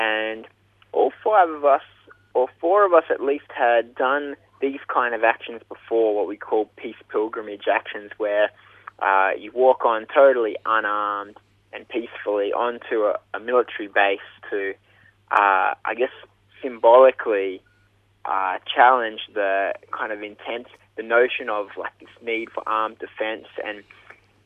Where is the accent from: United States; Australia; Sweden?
Australia; Mudgee, New South Wales; now in Brisbane, Australia; I'm originally from Mudgee in New South Wales, but these days live in Brisbane.